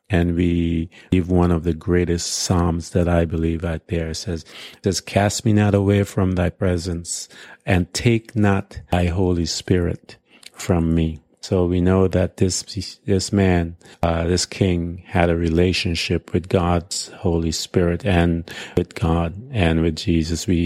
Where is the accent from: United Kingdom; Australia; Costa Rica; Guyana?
Guyana; now in United States; I remember when I came from Guyana and I had had to give up my Guyanese citizenship uh, to, in order to become an American citizen.